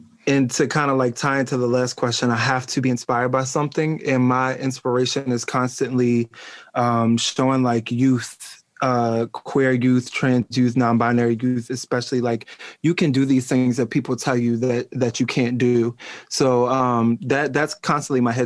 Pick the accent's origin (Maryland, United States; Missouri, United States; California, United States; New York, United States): Maryland, United States; Eastern Shore; now in Baltimore, United States; I was born on the Eastern Shore and like that's where I was raised